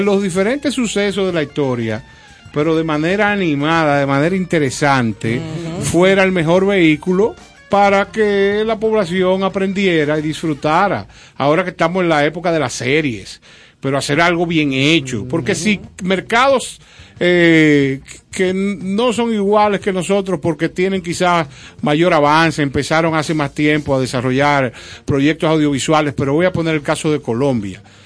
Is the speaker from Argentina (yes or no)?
no; Dominican Republic; Nosotros somos dominicanos